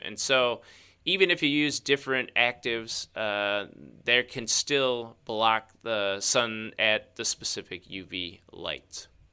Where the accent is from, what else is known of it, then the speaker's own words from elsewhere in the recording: Chicago, Illinois, United States; that's my hometown